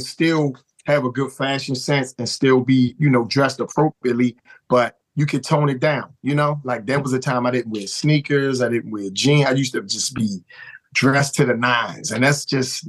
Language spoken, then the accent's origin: English; Baltimore, Maryland, United States; I grew up in the Douglas Projects, man. I was born in Flag House Projects. And then when I turned 4, we moved up in the same housing projects that my grandmother lived in, Douglas Projects.